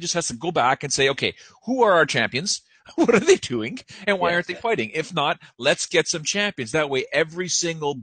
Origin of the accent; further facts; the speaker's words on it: Canada; I'm from Canada